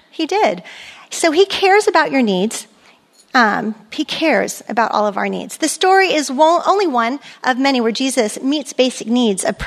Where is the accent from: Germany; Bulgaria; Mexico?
Germany; moved away; I grew up in Europe with, and there's no speed limit, you know, Autobahn.